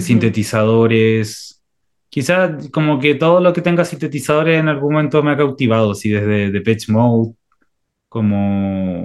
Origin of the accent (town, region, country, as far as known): Chile